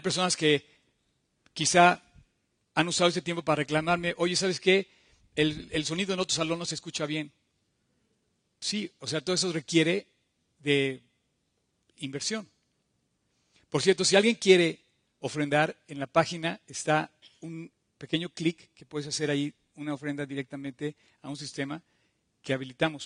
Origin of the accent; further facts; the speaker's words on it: Mexico; somos mexicanos, tenemos un hogar